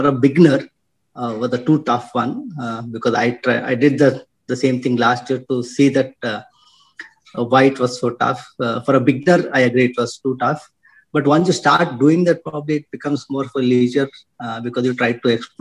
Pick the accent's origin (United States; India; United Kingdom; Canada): India; Bangalore, Karnataka; I'm born and brought up in Bangalore